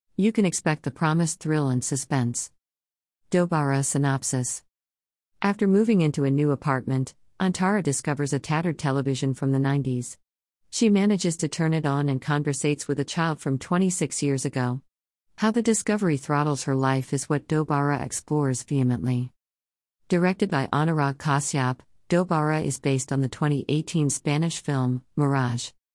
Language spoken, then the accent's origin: English; India; As an Indian